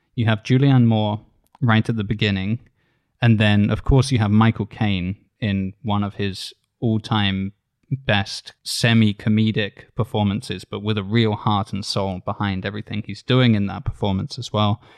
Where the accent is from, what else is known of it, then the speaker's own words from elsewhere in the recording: United Kingdom; as a British reader